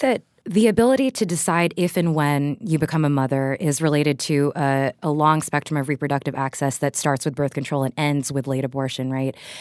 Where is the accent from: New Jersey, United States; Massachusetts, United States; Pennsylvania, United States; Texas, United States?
Texas, United States; I was raised in Texas